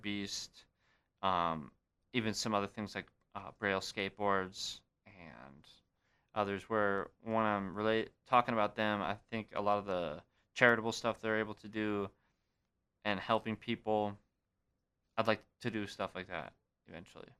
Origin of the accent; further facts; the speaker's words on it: Great Falls, Montana, United States; Great Falls, Montana, my hometown.